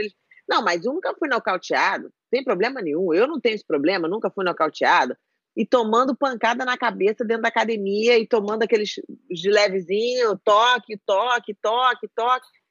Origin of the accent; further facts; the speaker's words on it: Brazil; No Brasil, eu cresci minha vida inteira no Brasil